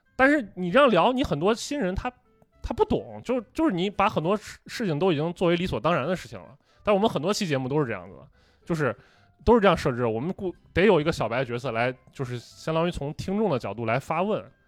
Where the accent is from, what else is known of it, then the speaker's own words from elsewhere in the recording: Xi'an, Shaanxi, China; accent: Shaanxi; 但是我作为同样是西安人，我一听就能听出来我也是，我那个上味儿大